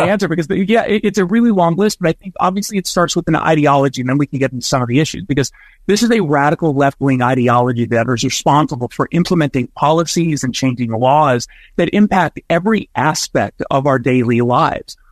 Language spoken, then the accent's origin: English; United States; both an American and as a Jew